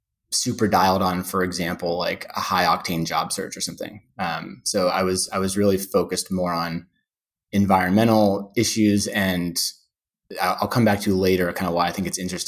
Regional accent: Pittsburgh, Pennsylvania, United States; moved away as an adult; also born or lived in Vermont / Sweden / Colorado / New York; now in Pelham, United States; born and raised in Pittsburgh, Pennsylvania

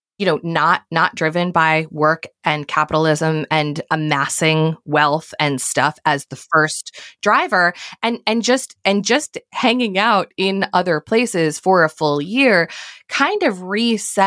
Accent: Connecticut, United States; moved away as an adult; also born or lived in New York City; I grew up in Connecticut

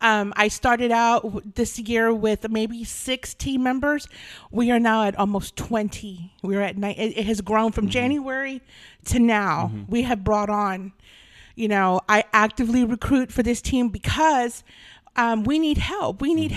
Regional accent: Texas, United States; South Texas. But I don't do sweet tea.

